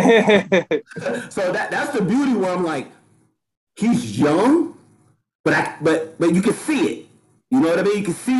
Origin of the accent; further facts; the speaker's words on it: Norfolk, Virginia, United States; I'm from Young's Park. That place is scary